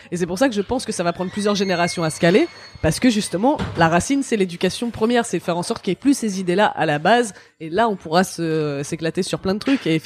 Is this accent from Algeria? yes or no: yes; Kabylie, Algeria; Déjà, je suis kabyle, je suis pas arabe.